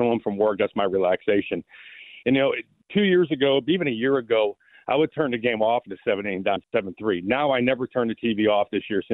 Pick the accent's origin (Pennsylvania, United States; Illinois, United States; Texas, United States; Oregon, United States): Pennsylvania, United States; Irwin; moved away; I grew up in Irwin